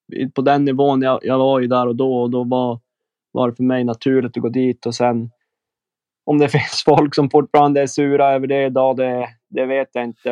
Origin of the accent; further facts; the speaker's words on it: Umeå, Västerbotten County, Sweden; now in Switzerland; hemma i Umeå